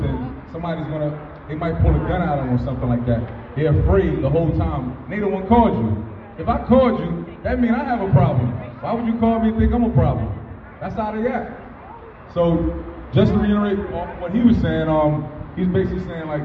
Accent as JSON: {"language": "English", "town": "Trenton", "region": "New Jersey", "country": "United States", "tie": "born or raised there", "said": "grew up in Trenton all my life."}